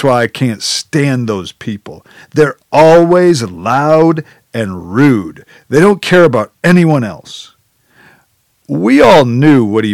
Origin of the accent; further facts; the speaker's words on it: Janesville, Wisconsin, United States; The entire group of us were white, middle-class, Midwestern, small-town Wisconsinites